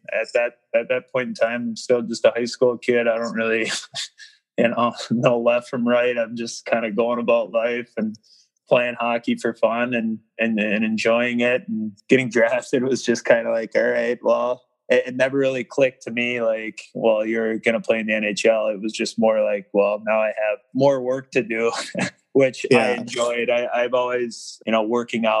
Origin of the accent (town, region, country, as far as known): Minnesota, United States; born or raised there